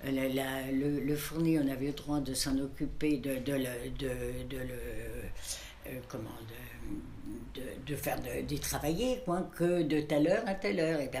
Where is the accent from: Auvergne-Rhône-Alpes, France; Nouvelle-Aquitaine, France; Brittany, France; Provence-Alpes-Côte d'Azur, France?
Brittany, France; moved away as an adult; j'ai quitté la Bretagne à 26 ans.